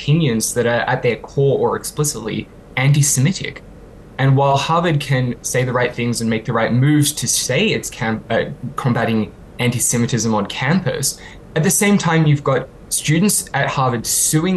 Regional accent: Australia; now in United Kingdom; my home country of Australia

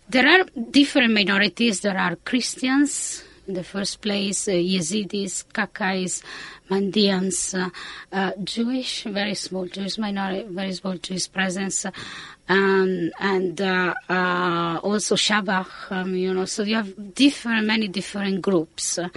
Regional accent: Italy; English is a second language; moved away as an adult; also born or lived in Austin, United States / England; when I finished my high, uh, my undergraduate in Italy, I did my PhD studies in the United States. So I left Italy for uh, Austin, Texas.

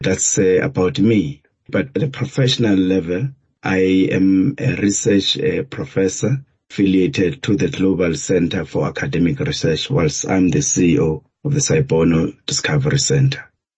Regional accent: Lesotho; also born or lived in Kagiso, South Africa; I was born in Kagiso, but raised in many places. I was raised in Lesotho by my grandparents. And I studied in the Eastern Cape and the Western Cape, especially tertiary level.

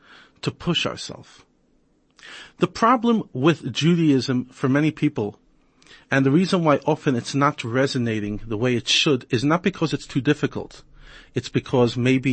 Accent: New York, United States; now in South Africa; I grew up in New York

